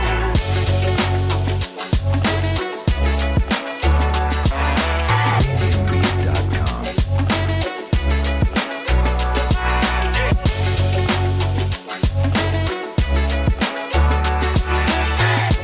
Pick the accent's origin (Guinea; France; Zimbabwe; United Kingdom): Zimbabwe; I come from Zimbabwe